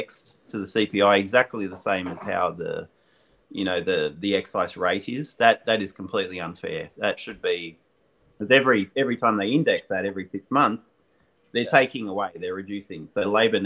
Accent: Australia; Aussie distillers

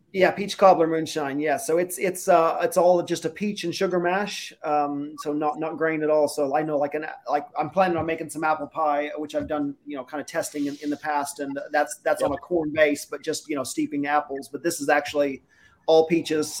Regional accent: Kansas, United States; now in Sydney, Australia; I'm I'm American. I'm from Kansas.

